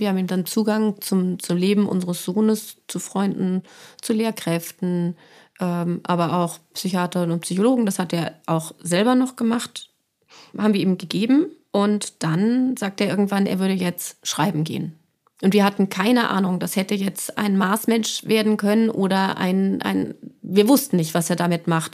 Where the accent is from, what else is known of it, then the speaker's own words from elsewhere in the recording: Frankfurt, Hesse, Germany; ich komme aus Frankfurt